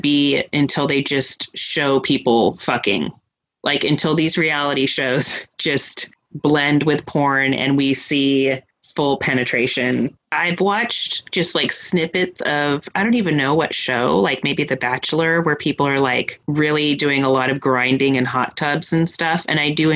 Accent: West Coast, United States; I'm from the West Coast

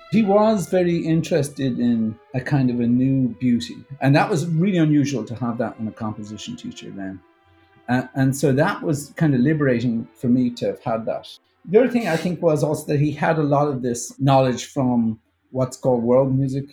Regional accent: Ireland; now in United States; As Irish people, we have this weird inferiority complex about our own uh, culture

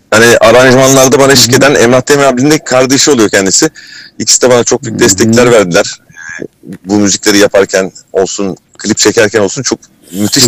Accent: Kırklareli, Turkey; Kırklareli'yim. Öncelikle Kırklareli'de doğdum.

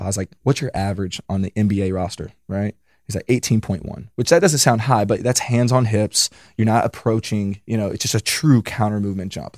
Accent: mountains of Virginia, United States; moved away as an adult; also born or lived in Kentucky; now in California, United States; I'm from the fucking mountains of Virginia, like, hillbilly shit

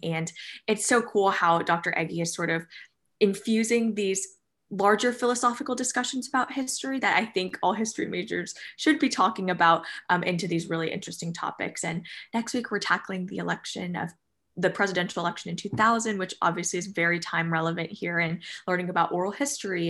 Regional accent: New Jersey, United States; moved away as an adult; now in Danville, Kentucky, United States; I'm from New Jersey, so quite far away from Danville, Kentucky

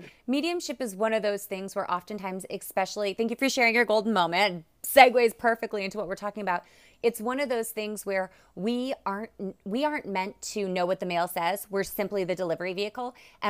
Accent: Alaska, United States; So I grew up in Alaska. My mom and dad were in the military, and so that's how we ended up living in Alaska.

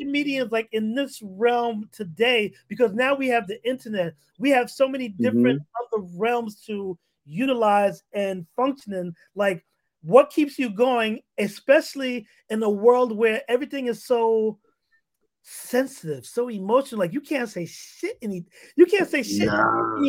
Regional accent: New York City, New York, United States; moved away; also born or lived in Harlem; we both grew up in New York, and I grew up in the Bronx

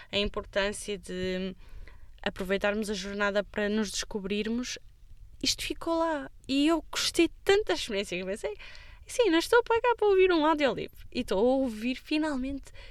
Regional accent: Amarante, Porto District, Portugal; porque na altura trabalhava em Braga e sou natural de Amarante.

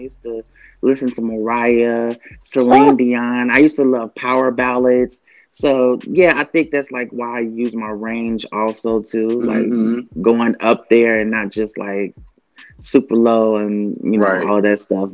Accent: Kentucky, United States; I grew up in Kentucky

